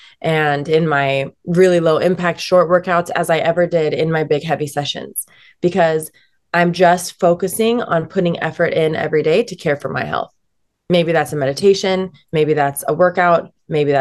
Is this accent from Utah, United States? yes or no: yes; Salt Lake City, Utah, United States; I'm born and raised in Salt Lake City, Utah. And, it's home